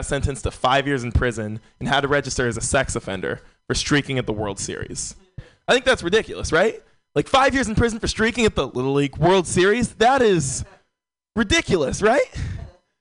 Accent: San Francisco, California, United States; Born and raised in San Francisco

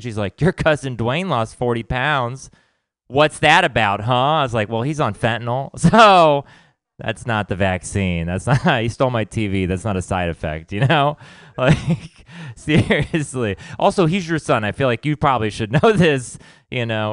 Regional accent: Texas, United States; I grew up in Texas

